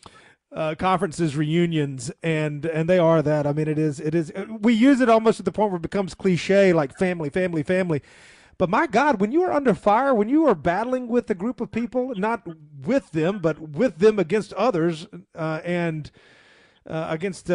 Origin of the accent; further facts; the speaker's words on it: Chicago, Illinois, United States; I'm from Chicago